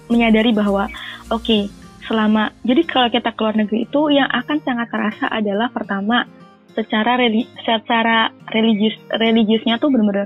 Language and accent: Indonesian; Northern Vietnam, Vietnam; Indonesian is a second language; Orang-orang Vietnam, terutama Vietnam Utara di daerahku itu bukan orang-orang yang paham bahasa Inggris.